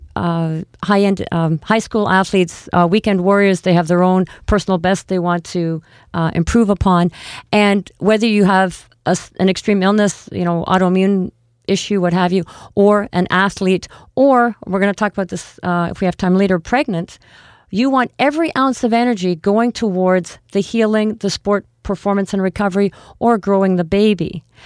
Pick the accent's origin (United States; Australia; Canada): Canada; we are Canadian